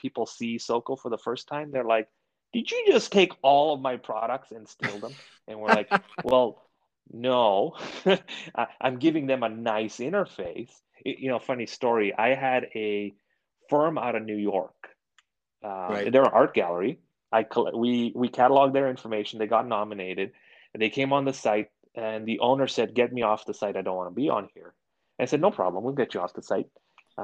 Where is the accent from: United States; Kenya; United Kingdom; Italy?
Kenya; moved away; I grew up in Kenya. So it's a nod back to to where I grew up